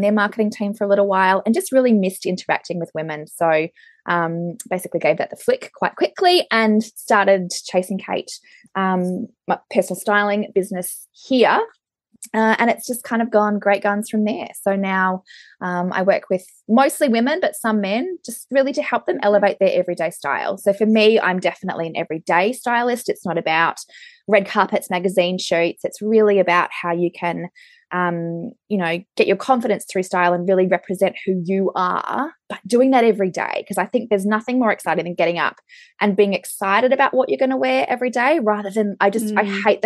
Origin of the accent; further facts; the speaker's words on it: Brisbane, Queensland, Australia; now in Auckland, New Zealand; I am a personal stylist here in Auckland. I'm originally from Brisbane